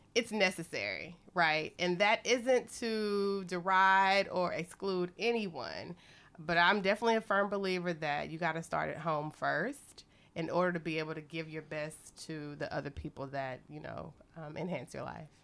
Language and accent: English; Texas, United States; moved away as an adult; now in Beijing, China; from Texas